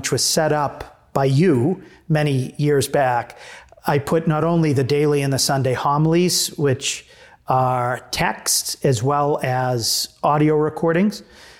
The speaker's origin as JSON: {"language": "English", "town": "Lowell", "region": "Massachusetts", "country": "United States", "tie": "born or raised there", "said": "It's good to debut our advanced placement phonetics that we grew up with in Lowell, Massachusetts."}